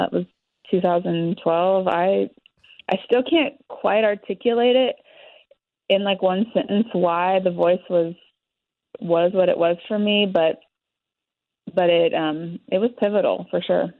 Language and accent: English; Kansas, United States; moved away as an adult; now in Nashville, United States; living at home in Kansas